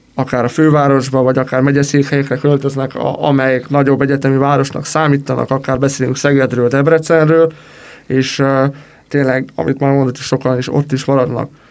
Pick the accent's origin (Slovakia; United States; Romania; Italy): Romania; moved away as an adult; now in Hungary; aki egyik országból a másik országba költözött, úgymond emigrált, és valahova immigrált, mivel hogy Romániából származom